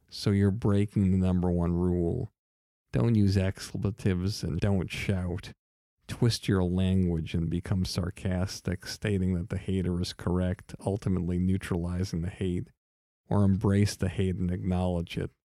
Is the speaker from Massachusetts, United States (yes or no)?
yes; Longmeadow, Massachusetts, United States; I'm from Long Meadow, Massachusetts